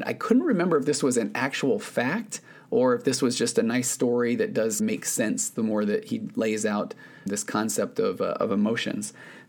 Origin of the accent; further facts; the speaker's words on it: Utah, United States; I grew up in Utah. It snowed a lot, but I don't remember it ever being too cold to snow.